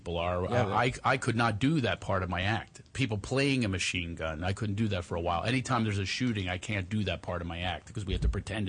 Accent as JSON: {"language": "English", "region": "Tennessee", "country": "United States", "tie": "born there", "said": "I was born in Tennessee, in Western Tennessee. I was one of nine children"}